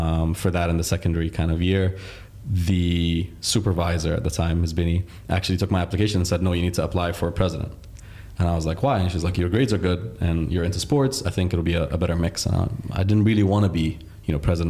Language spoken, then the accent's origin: English; Dubai, United Arab Emirates; also born or lived in Riyadh, Saudi Arabia / Egypt; my parents moved to the UAE when I was 5. And I'm now 27, so it's been 22 years of my life in the UAE. I think I'm privileged and lucky to have grown in a country